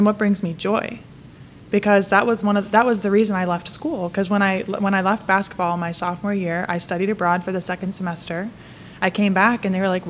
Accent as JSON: {"language": "English", "region": "Wisconsin", "country": "United States", "also_born_or_lived": "Connecticut", "moved": "as an adult", "lives_now": "Pittsburgh, United States", "said": "I'm from Wisconsin"}